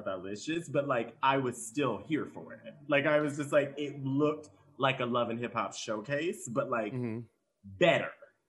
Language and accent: English; Texas, United States; moved away; I'm from Texas.